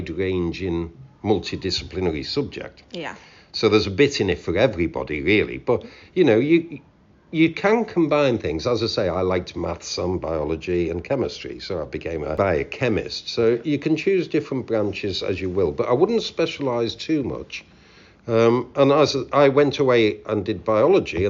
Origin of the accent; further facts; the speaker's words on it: Knowsley, North West England, United Kingdom; moved away as an adult; also born or lived in Sussex; in Knowsley, where I'm from.